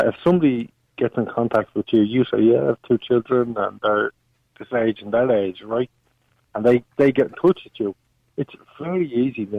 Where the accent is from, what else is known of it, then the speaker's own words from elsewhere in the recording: Dublin, Leinster, Ireland; I grew up in Finglas